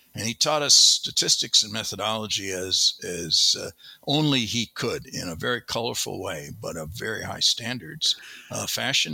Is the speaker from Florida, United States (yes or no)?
no; Wisconsin, United States; also born or lived in Madison, Wisconsin; I grew up on a small farm in Wisconsin, a dairy farm